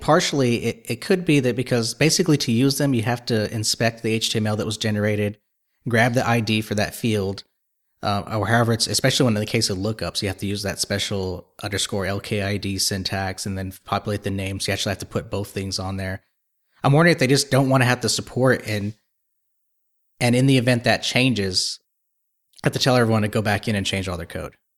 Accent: Texas, United States; I'm from Texas

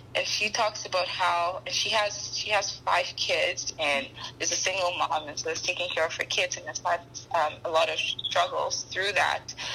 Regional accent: Ghana; moved away as an adult; now in Canada; I am a Ghanaian woman. I grew up in Ghana for several years and um, moved to Canada for school

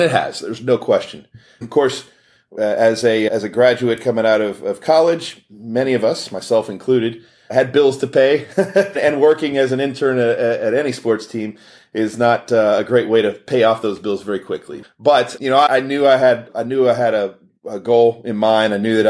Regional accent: Houston, Texas, United States; I had an opportunity to work for an NFL team in my hometown right here in Houston, Texas.

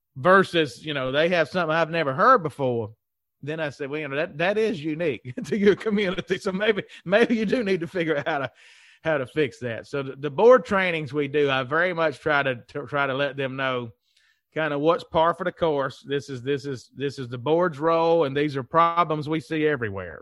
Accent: Mississippi, United States; accent: Southern; moved away; also born or lived in Mobile, Alabama / Tennessee; I already knew everybody in Mississippi, that's where I'm from

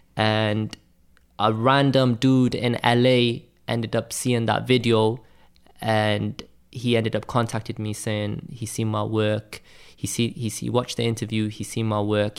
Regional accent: Cardiff, Wales, United Kingdom; I'm not from London, I'm from Wales.

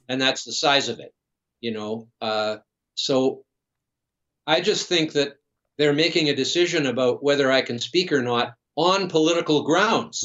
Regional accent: British Columbia, Canada; being from British Columbia, of course, I've grown up, I was born here and lived here all my life.

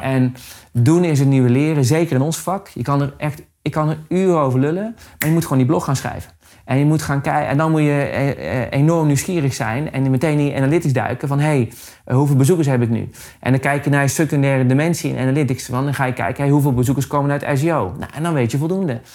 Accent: Amersfoort, Utrecht, Netherlands; Ik kom uit Amersfoort, dus ik ben in de regio Amersfoort

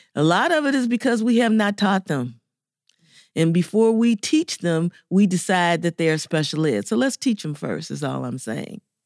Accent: Chicago, Illinois, United States; I grew up in Chicago, Illinois

